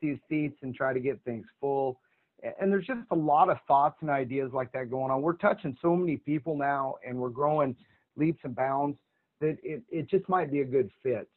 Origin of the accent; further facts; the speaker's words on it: Oregon, United States; We're from Oregon